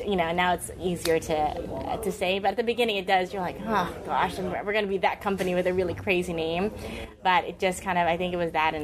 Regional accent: Sacramento, California, United States; I grew up in Sacramento

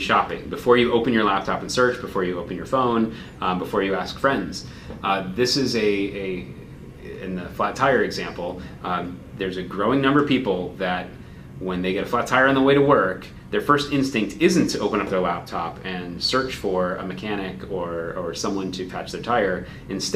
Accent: Chicago, Illinois, United States; I grew up in Chicago

